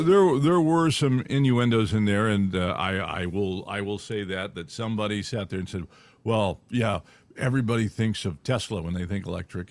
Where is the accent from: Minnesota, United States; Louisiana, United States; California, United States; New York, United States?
California, United States; moved away; I grew up in California